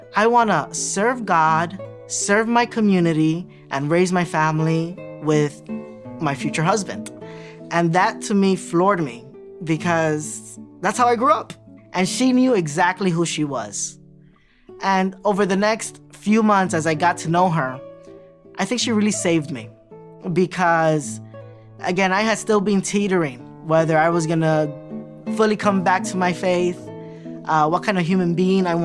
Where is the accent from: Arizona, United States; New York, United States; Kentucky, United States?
New York, United States; New York City; I grew up in Williamsburg, Brooklyn, 5-floor building